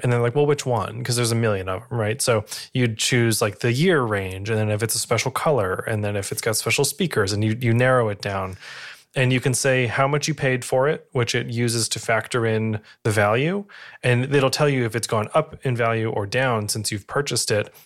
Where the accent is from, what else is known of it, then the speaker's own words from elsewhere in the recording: New England, United States; I am from New England